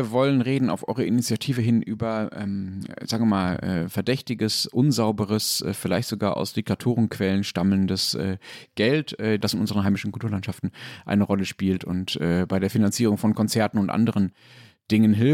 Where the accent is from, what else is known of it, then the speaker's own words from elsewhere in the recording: Dortmund, North Rhine-Westphalia, Germany; Ich würde nämlich dann gerne als äh, Dortmunder die Chance nutzen oder hätte die Chance gern genutzt, ein bisschen auf Schalke zu schimpfen